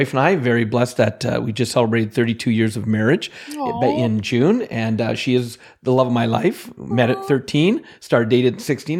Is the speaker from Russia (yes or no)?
no; Alberta, Canada; Well, yeah, see, because I'm Canadian, I think you have the accent, but I am from Central Alberta in Canada.